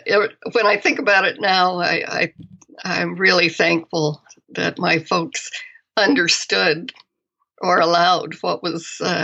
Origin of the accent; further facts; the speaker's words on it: Ames, Iowa, United States; I grew up in Iowa. Okay. In a college town.